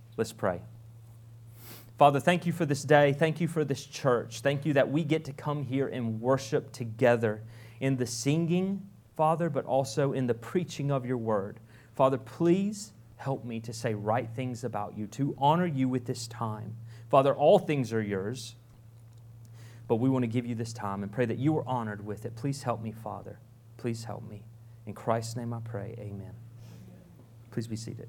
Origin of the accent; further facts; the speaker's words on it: Fountain Inn, South Carolina, United States; moved away as an adult; also born or lived in Pickens, South Carolina; now in Guatemala; I grew up in Fountain Inn.